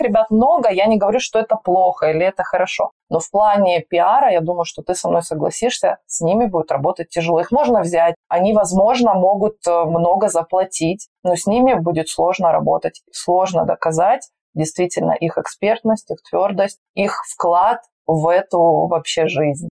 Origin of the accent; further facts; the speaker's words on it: Magnitogorsk, Chelyabinsk Oblast, Russia; moved away as an adult; also born or lived in Sochi; Я стала пиарщиком на горнолыжном курорте у себя на Урале. Я родилась в Магнитогорске, Челябинская область